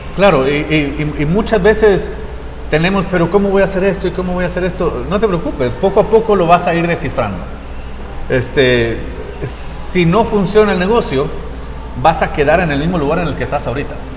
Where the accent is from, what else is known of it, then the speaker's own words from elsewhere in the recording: Guatemala City, Guatemala Department, Guatemala; also born or lived in Costa Rica / Utah; now in North Salt Lake, Utah, United States; soy, soy de la ciudad de Guatemala. Este, nací en Costa Rica